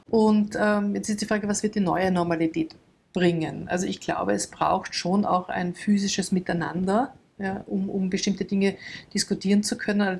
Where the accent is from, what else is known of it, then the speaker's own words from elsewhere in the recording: Austria; die jetzt bei uns in Österreich eh schon über 50 Prozent